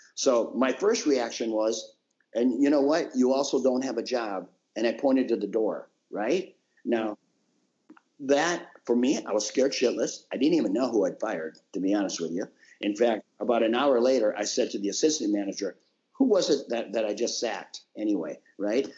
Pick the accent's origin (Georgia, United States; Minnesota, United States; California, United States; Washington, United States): Minnesota, United States; born or raised there